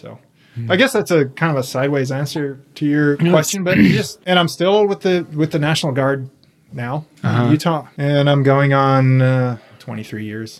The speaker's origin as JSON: {"language": "English", "country": "Austria", "tie": "born or raised there", "also_born_or_lived": "Virginia, United States", "said": "I was born in Virginia. My parents are both from overseas. My dad's a German family. My mom's from South America. So I was born in the U.S., but don't really remember much about that, because we moved overseas to Austria when I was really young."}